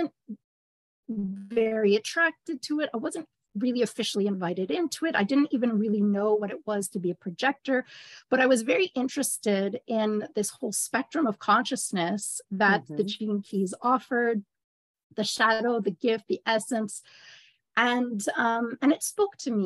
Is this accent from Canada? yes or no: yes; Montreal, Quebec, Canada; I am actually from Ra's hometown, Montreal, Canada